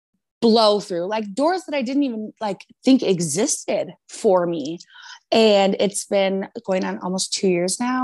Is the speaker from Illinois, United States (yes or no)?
yes; Rockford, Illinois, United States; I grew up in Rockford, Illinois with my grandparents